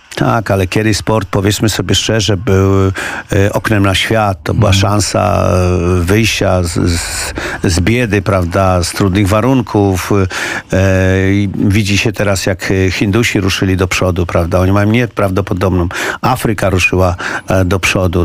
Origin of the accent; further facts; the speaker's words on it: Poland; jestem z Polski.